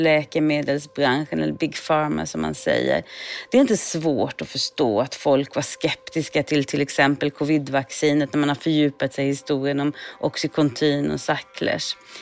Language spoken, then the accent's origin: Swedish; Sweden; moved away as an adult; now in United States; jag är uppvuxen i Sverige